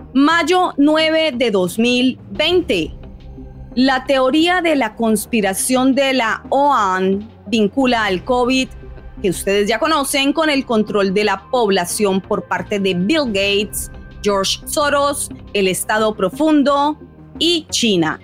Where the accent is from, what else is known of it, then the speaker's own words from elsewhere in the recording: Colombia; moved away; mi país natal, Colombia